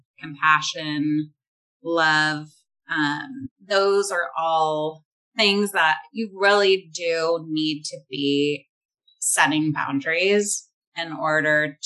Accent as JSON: {"language": "English", "region": "Northern California", "country": "United States", "said": "I'm from Northern California"}